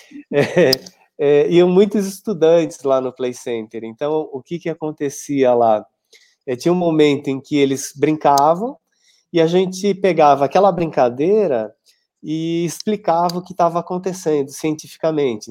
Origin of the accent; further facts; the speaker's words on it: São Paulo, Brazil; eu sou de São Paulo, mas eu ia uma vez por semana dar aula em Sorocaba